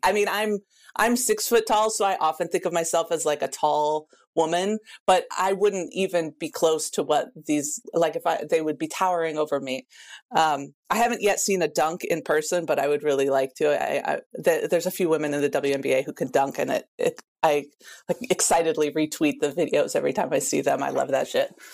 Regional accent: Pacific Northwest, United States; I'm from the Pacific Northwest

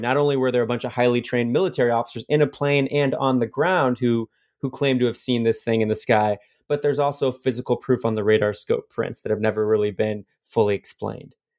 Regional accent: Fort Wayne, Indiana, United States; my hometown of Fort Wayne, Indiana

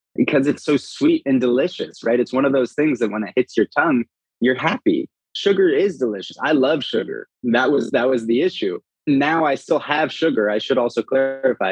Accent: Los Angeles, California, United States; moved away as an adult; now in Austin, United States; originally from Los Angeles

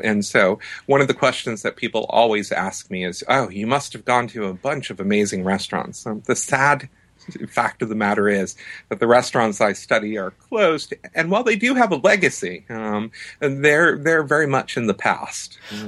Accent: New Hampshire, United States; I grew up in New Hampshire and had a Lebanese-American mother who I think is probably the first influence and owes a lot of credit for this book.

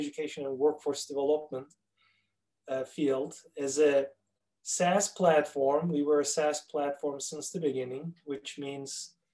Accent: Turkey; accent: Turkish; English is a second language; moved away as an adult; now in Minneapolis, United States; It is a Turkish accent. I'm originally from Turkey. I was born and raised there. In 1994, I immigrated to the United States

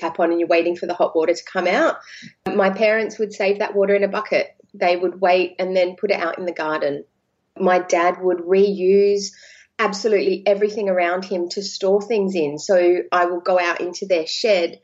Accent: Adelaide, South Australia, Australia; there are only 1.4 million in Adelaide, where I'm from

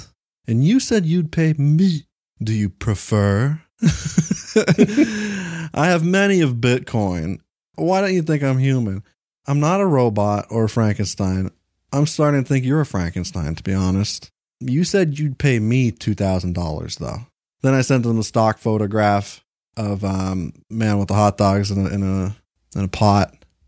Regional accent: San Antonio, Texas, United States; I'm from right around San Antone.

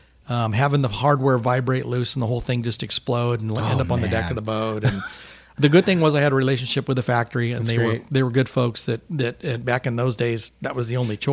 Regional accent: San Diego, California, United States; I grew up fishing down in San Diego with my dad

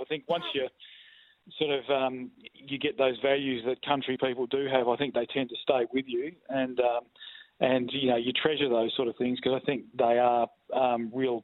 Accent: Darkan, Western Australia, Australia; also born or lived in Narrogin; I grew up in Darkin, which is a town between Collie and Williams, and it's a little farming community

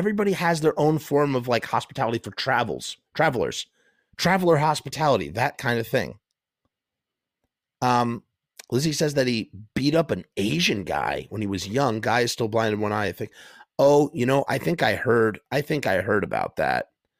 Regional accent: Israel; English is a second language; It didn't help the fact that we came from Israel, which used to have a big beef with Egypt.

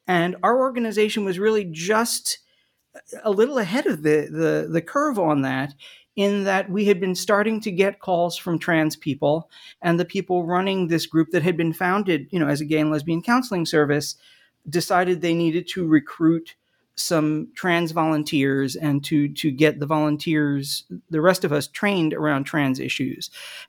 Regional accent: New Jersey, United States; Well, sure. I grew up in the Philadelphia area in southern New Jersey in the 1970s.

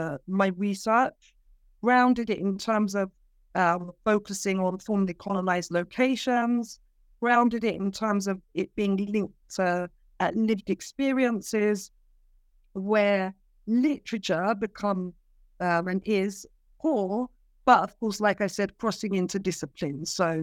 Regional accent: London, United Kingdom; born there; So I am a London-born Cypriot. My parents are migrants. They arrived here. I'm in the UK at the minute.

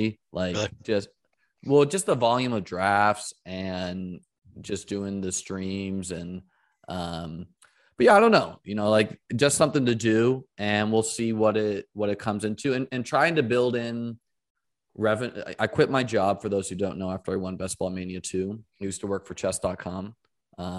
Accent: New Hampshire, United States; now in St. Petersburg, United States; I grew up in New Hampshire

